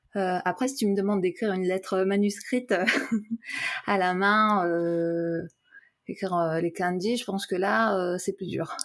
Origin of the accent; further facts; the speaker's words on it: France; first language French and Japanese; moved away; je suis née en France. J'ai fait toute ma, euh, mon éducation, ma, scolarité en France